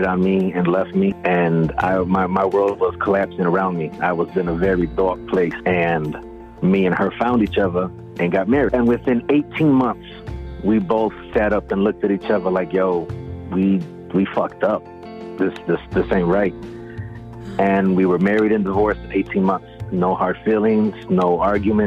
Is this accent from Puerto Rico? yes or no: yes; Orocovis, Puerto Rico; now in Detroit, United States; I was born in Orocovis, Puerto Rico